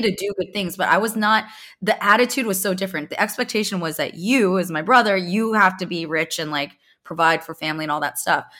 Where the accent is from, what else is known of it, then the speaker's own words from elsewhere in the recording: Bay Area, California, United States; I'm a Silicon Valley baby, I grew up in the Bay Area